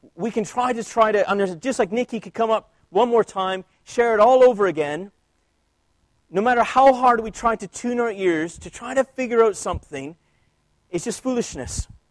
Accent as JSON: {"language": "English", "country": "Canada", "tie": "born or raised there", "moved": "yes", "said": "I grew up in Canada where French is our second language"}